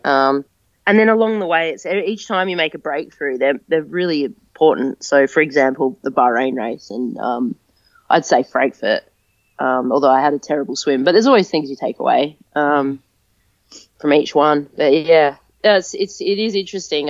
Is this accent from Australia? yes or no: yes; Adelaide, South Australia, Australia; moved away as an adult; also born or lived in Brisbane; it's my hometown